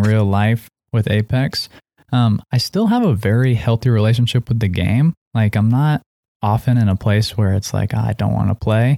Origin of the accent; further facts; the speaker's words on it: Seattle, Washington, United States; we're both, uh, raised in Seattle